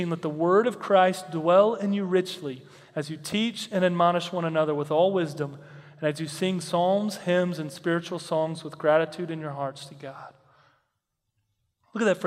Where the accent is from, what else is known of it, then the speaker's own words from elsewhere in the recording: Texas, United States; I grew up in Texas